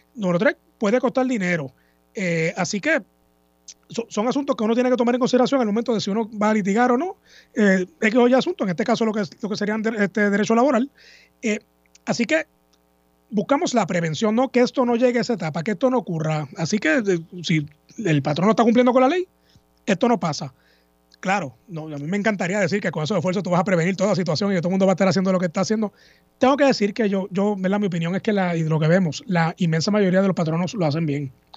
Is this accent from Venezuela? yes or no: no; Puerto Rico; Escuela Superior y para atrás también todo en Puerto Rico